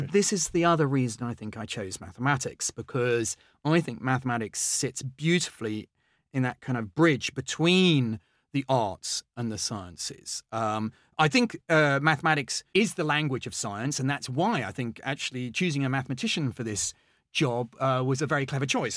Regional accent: Henley-on-Thames, South East England, United Kingdom; also born or lived in London; I grew up in, in Henley. I was born in London, uh, but we moved to Oxfordshire

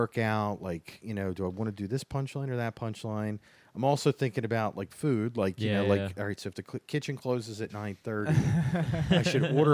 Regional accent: Baltimore, Maryland, United States; I grew up here in Baltimore

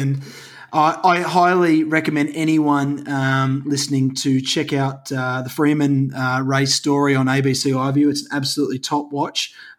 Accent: Sydney, New South Wales, Australia; 15-year-old Sydney boy, it really had a profound impact on me as an Australian and as a sports fan.

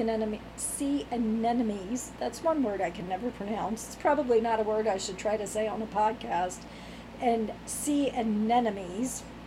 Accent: Virginia, United States; I'm from Virginia, grew up in Virginia.

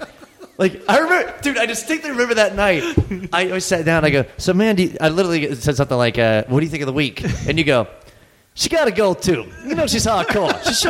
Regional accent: the South, United States; I'm from the South.

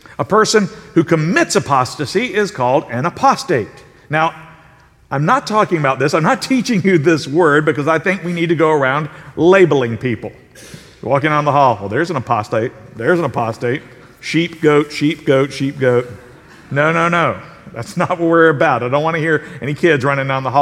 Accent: South Carolina, United States; I'm from South Carolina

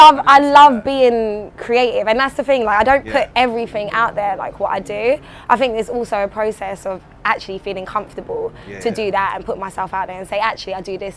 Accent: London, United Kingdom; also born or lived in Brooklyn, United States; I was born in South London, West Norwood. And then I went to Brooklyn when I was like 5. Then I came back to England when I was like 12, 13.

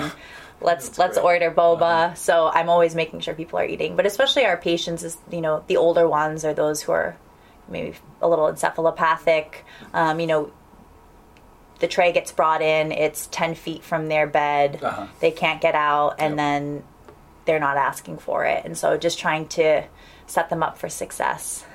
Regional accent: Providence, Rhode Island, United States; moved away as an adult; also born or lived in Washington, D.C. / New England; now in Davis, United States; born and raised in Providence, Rhode Island

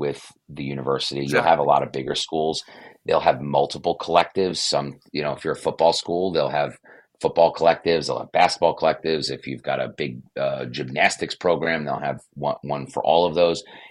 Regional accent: Brooklyn, New York, United States; moved away as an adult; also born or lived in St. Bonaventure, New York; I grew up in Brooklyn, as far away from Olean and St. Bonaventure, New York as possible.

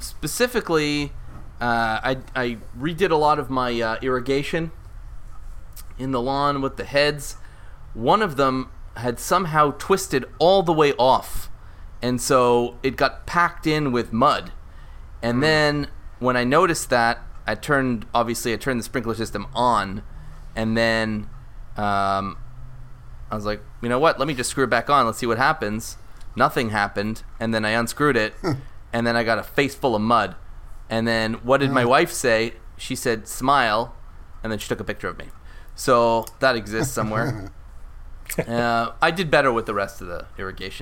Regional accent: Canada; I'm from Canada

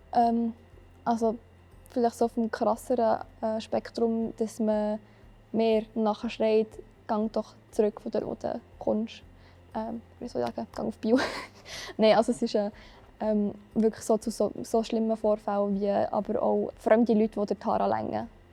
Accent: Biel, Bern, Switzerland; Ich komme von Biel.

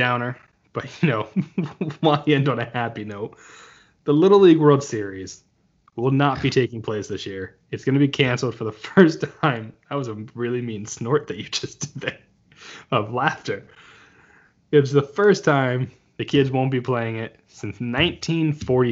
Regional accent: Toms River, New Jersey, United States; I grew up in Toms River, New Jersey

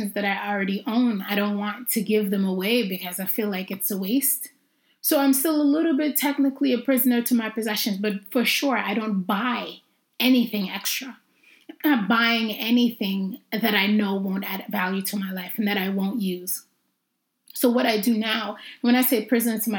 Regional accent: Jamaica; also born or lived in Brooklyn, New York / Harlem, Manhattan, New York; I'm Jamaican

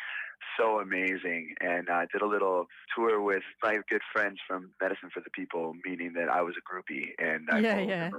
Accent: Savannah, Georgia, United States; moved away as an adult; also born or lived in Boston, Massachusetts; now in Kauai, United States; I was born and raised in Savannah, Georgia, on the coast of Georgia.

